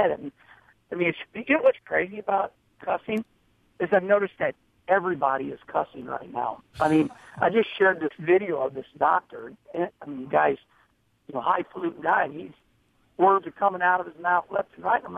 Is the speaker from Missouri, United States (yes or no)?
yes; Arnold, Missouri, United States; moved away as an adult; also born or lived in Charlotte, North Carolina; when I grew up in Arnold